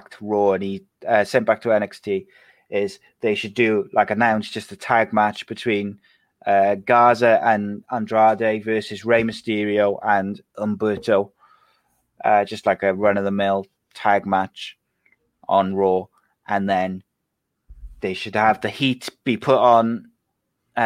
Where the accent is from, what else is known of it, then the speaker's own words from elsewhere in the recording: Wales, United Kingdom; I'm Welsh